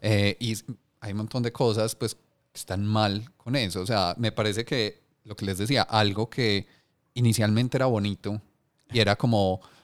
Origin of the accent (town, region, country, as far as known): Colombia